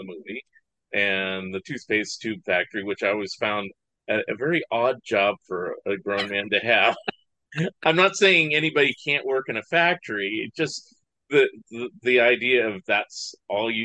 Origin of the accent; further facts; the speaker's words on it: San Francisco Bay Area, California, United States; I grew up in the San Francisco Bay Area, which is like movie capital